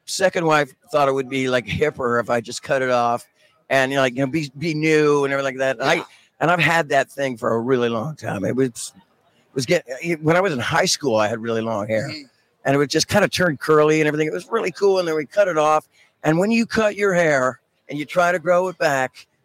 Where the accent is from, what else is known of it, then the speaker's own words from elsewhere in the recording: San Francisco, California, United States; I am. Yeah, I'm from San